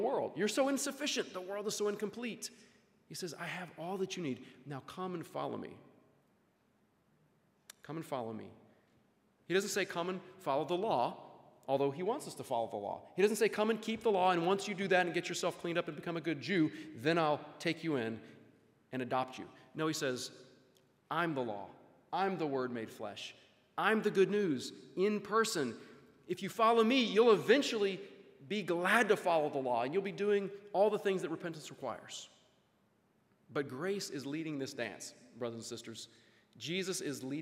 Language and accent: English; Louisiana, United States; I grew up in Louisiana, went to school there